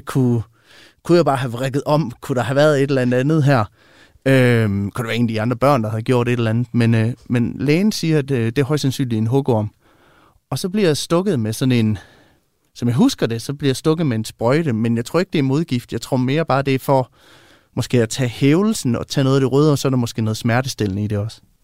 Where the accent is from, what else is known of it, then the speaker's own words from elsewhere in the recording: West Jutland, Central Denmark Region, Denmark; jeg er opvokset ude i Vestjylland